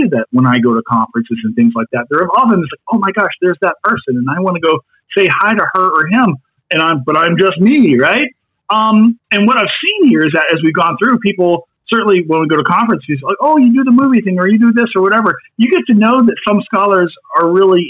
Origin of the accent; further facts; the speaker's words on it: Kentucky, United States; I'm from Kentucky.